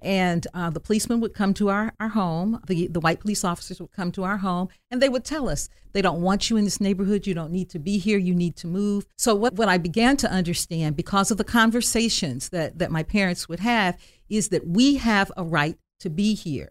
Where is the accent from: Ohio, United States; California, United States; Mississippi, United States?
Ohio, United States; Dayton; I was born on Home Avenue in West Dayton, and then we moved to Residence Park in the mid-fifties